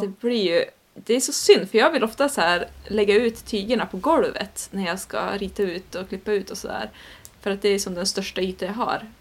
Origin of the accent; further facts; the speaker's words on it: Sweden; så känner jag ju som svensk